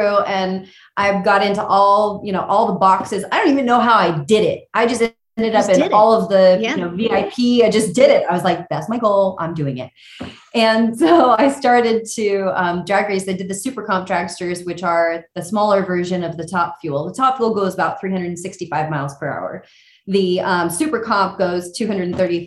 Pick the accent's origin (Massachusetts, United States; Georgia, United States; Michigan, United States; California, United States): California, United States; I grew up in California